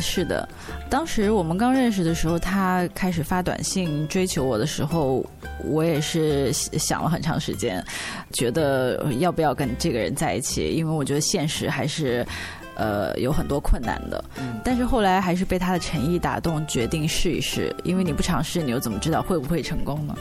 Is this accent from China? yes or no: yes; China; 因为我是大陆的